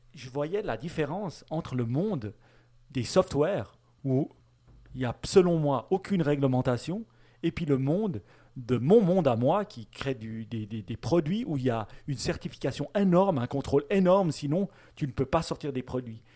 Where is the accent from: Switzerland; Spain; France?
Switzerland; nous, en tant que Suisse